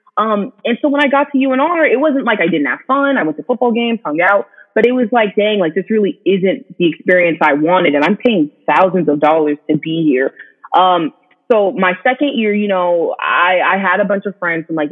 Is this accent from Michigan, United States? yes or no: no; Ripon, California, United States; moved away as an adult; also born or lived in Reno, Nevada; I grew up in Ripon, California